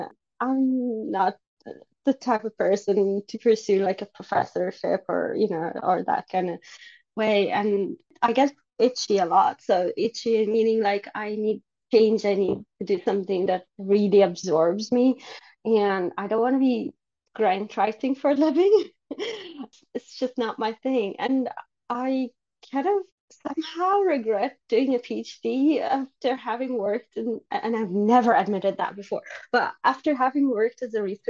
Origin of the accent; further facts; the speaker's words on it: Sweden; moved away as an adult; I come from an Egyptian background. I grew up in Sweden